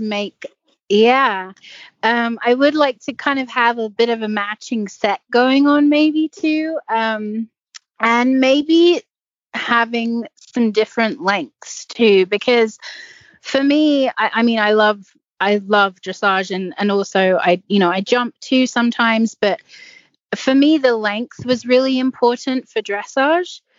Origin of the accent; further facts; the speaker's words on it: English countryside, England, United Kingdom; now in United States; I grew up on in the English countryside trails, galloping through the woods and jumping anything I can jump.